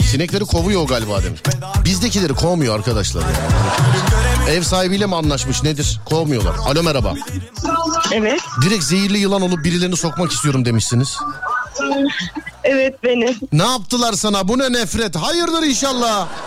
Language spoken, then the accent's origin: Turkish; Istanbul, Turkey; ben İstanbul Şişli.